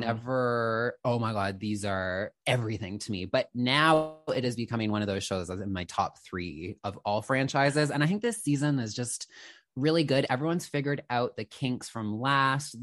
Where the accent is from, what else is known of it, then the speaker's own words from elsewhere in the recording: Canada; also born or lived in Toronto; I'm a Canadian girly, I'm in Toronto